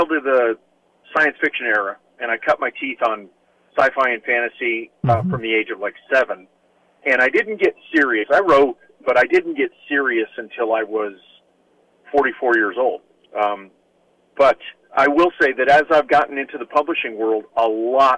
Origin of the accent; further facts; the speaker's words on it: South Florida, United States; also born or lived in Adirondack Mountains, New York; now in Portland, United States; I was born in the 60s in South Florida